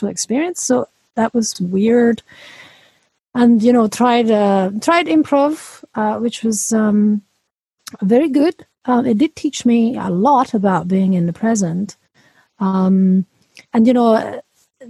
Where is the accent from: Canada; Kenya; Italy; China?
Italy; now in Edinburgh, United Kingdom; I'm Italian, but I'm not calling from Italy. I'm calling from Edinburgh, Scotland.